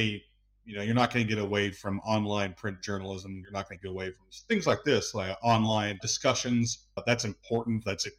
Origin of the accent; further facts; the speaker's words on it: United States; moved away as an adult; now in Tbilisi, Georgia; the United States, my home country